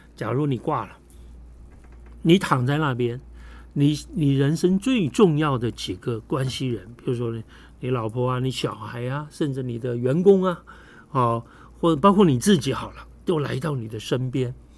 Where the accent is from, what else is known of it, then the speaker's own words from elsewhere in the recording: Taiwan; 咱们台湾人特别多那种家族企业